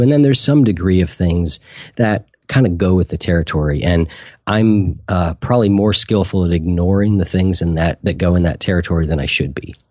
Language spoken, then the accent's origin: English; Columbus, Ohio, United States; I'm from Columbus, Ohio